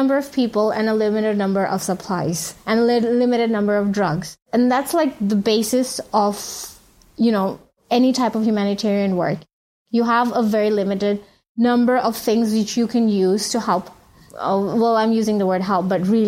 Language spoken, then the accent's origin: English; Saudi Arabia; moved away as an adult; also born or lived in Bangladesh; now in Cox's Bazar, Bangladesh; I'm a Bangladeshi physician, but I was born and raised in Saudi Arabia